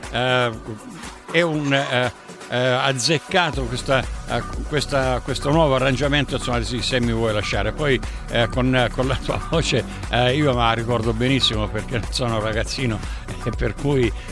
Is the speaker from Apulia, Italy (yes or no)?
no; Barcellona Pozzo di Gotto, Sicily, Italy; now in South Australia, Australia; io sono di Barcellona che è il, il paese accanto, accanto a Milazzo. Eh, eh sì, poi tra, eh sì, tra, eh sì. Tra l'altro qui dove vivo io in Sud Australia